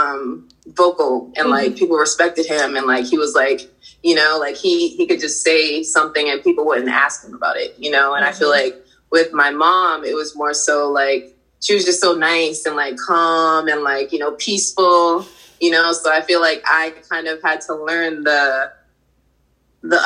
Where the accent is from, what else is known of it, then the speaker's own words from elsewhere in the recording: Boston, Massachusetts, United States; I grew up in Boston, and Boston was a very, like, it was segregated